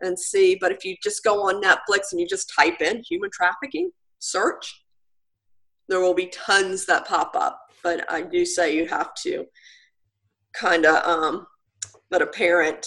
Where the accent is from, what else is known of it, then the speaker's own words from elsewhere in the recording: Virginia Beach, Virginia, United States; now in Currituck County, United States; I grew up in Virginia Beach, in the Chicks Beach area.